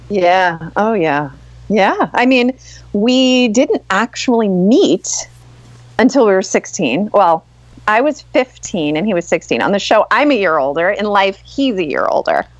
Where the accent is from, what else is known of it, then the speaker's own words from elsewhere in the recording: Long Island, New York, United States; I grew up on Long Island